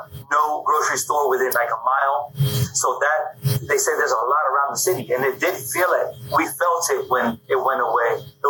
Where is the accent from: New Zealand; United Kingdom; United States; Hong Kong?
United States; Miami, Florida; moved away; I grew up in Miami, and we had La Vaquita, a small little grocery store that had all the basic essentials.